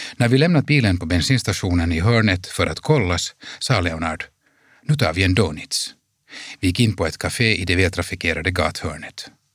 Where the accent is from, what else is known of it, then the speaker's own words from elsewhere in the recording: Helsinki, Uusimaa, Finland; I vårt liv hemma i Helsingfors kändes det genom att våra föräldrars importföretagarverksamhet höll på att krascha